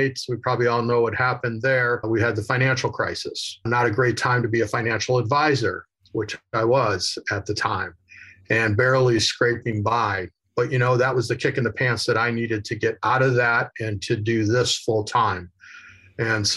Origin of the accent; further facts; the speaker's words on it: Chicago, Illinois, United States; moved away as an adult; also born or lived in Southern California; I'm originally from Chicago